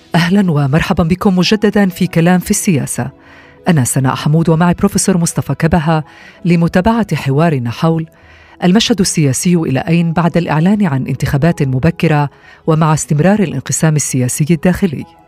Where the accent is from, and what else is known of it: Israel